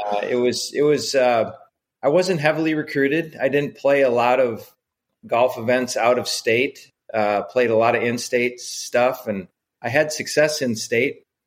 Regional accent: Edgerton, Wisconsin, United States; when I was a kid growing up in Wisconsin

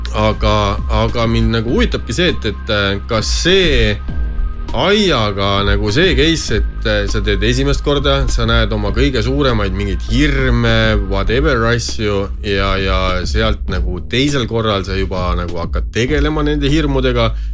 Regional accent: Estonia; meie kui eestlased

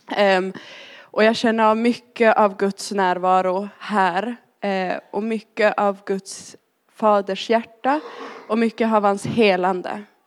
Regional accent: Arjeplog, Norrbotten County, Sweden; moved away; also born or lived in Linköping / London; jag kom ursprungligen från Arjeplog uppe i Lappland. Därav dialekten.

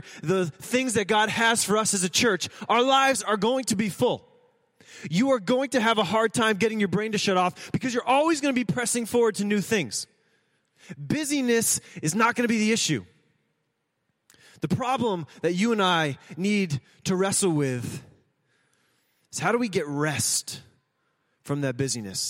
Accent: United States; we are Americans

